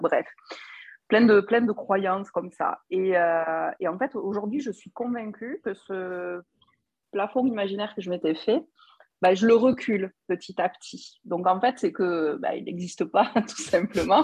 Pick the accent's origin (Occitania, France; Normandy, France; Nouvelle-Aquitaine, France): Occitania, France; Toulouse; accent: Toulouse; je suis toulousaine.